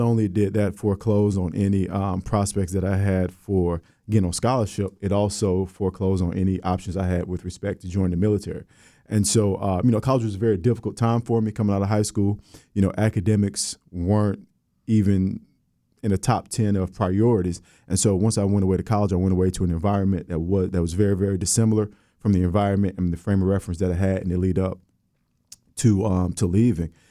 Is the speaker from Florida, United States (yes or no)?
yes; Orlando, Florida, United States; moved away as an adult; also born or lived in West Virginia; from Orlando, Florida, I'm from the West Side. Um, proud alum of Maynard Evans High School.